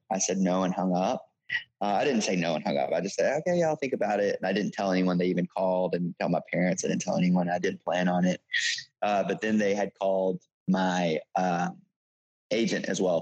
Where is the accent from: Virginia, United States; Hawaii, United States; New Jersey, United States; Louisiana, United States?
Louisiana, United States; Shreveport; moved away as an adult; also born or lived in Los Angeles, California; now in New York City, United States; I'm from Shreveport, Louisiana. Uh, grew up there, uh, pastor's kid